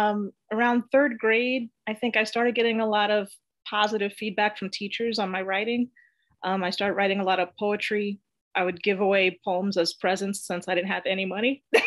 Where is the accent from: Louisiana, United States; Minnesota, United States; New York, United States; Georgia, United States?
New York, United States; Queens; also born or lived in Bronx, New York / Long Island / Los Angeles, California; first I was born in the Bronx, then we lived in Long Island, then we moved to Los Angeles, California. That's actually where I started school. And then we moved back to the Bronx and then to Queens. So I moved around a lot when I was a kid.